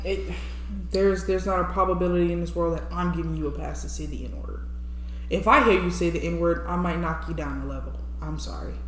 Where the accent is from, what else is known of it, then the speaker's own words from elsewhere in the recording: New Orleans, Louisiana, United States; America. Louisiana to be specific